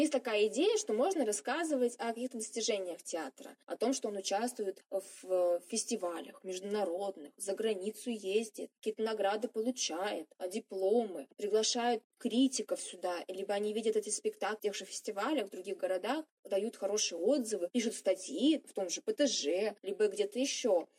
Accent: Siberia, Russia; Сибирячка, провинциалка

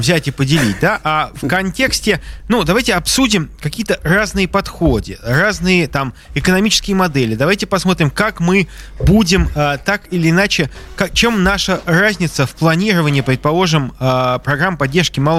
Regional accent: Saint Petersburg, Russia; я просто как петербуржец даю возможность вам полностью

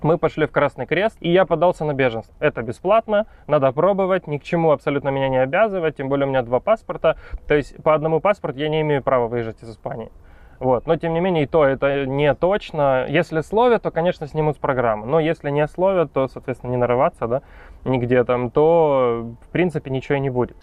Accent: Ukraine; moved away as an adult; also born or lived in China; now in Valencia, Spain; Сам родом из Украины, но последние пять с половиной лет я жил в Китае

